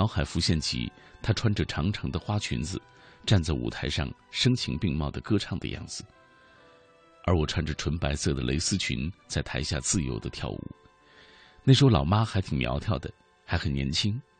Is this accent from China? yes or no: yes; Anyang, Henan, China; 想起前几天看的新闻，发生在我家乡安阳的故事。